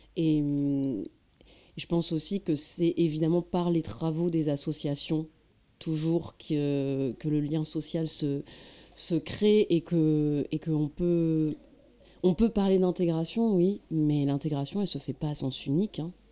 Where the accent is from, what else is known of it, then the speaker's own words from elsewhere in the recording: France; en tant que française, je je n'étais pas, euh, je ne parlais pas la langue arabe